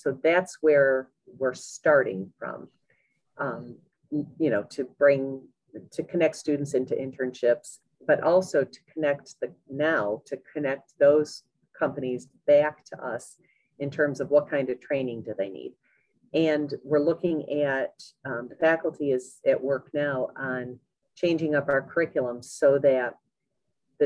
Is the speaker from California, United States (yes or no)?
no; Parish, New York, United States; I grew up in Parrish, New York, little tiny town